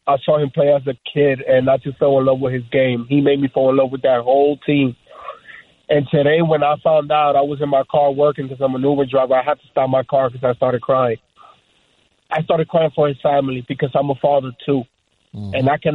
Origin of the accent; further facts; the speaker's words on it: New York City, New York, United States; I was born and raised in New York City. Proud New Yorker.